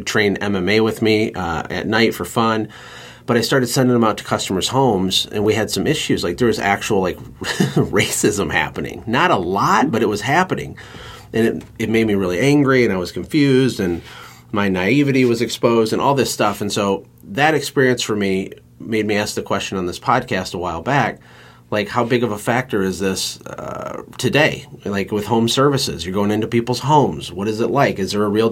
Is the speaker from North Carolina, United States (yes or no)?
no; Flint, Michigan, United States; I'm a white guy in Michigan. I was born in Flint, Michigan, which is a really urban area